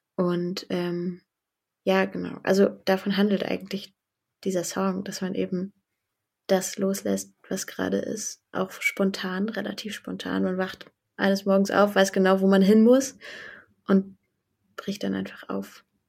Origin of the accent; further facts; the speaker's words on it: Berlin, Germany; ich komme aus Berlin, um, ähm, vom, vom Stadtrand, vom nördlichen Stadtrand Berlins